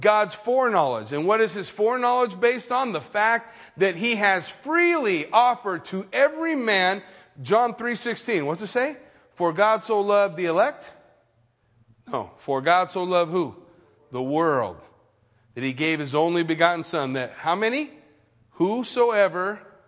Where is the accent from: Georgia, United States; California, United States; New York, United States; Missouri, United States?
California, United States; Redlands; I grew up in Redlands, which is a pretty big, fairly big town, big small town in California